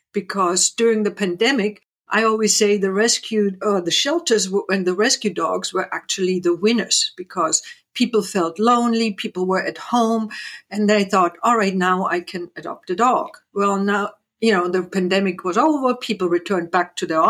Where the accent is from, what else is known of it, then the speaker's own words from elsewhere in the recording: East Germany, Germany; moved away; I grew up in East Germany.